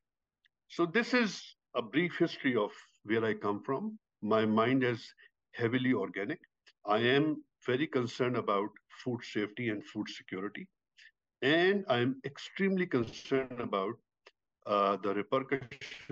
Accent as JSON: {"language": "English", "country": "Pakistan", "tie": "born or raised there", "moved": "yes", "said": "I am originally from Pakistan. I grew up in a very, very rural community in Pakistan"}